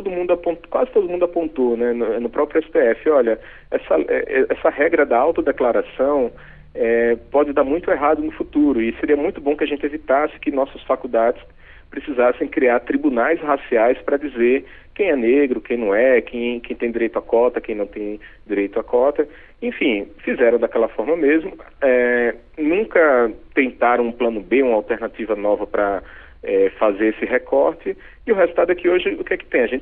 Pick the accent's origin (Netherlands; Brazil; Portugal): Brazil; Northeast Region; accent: nordestino; moved away; morando no Nordeste. Então, você vê que meu sotaque é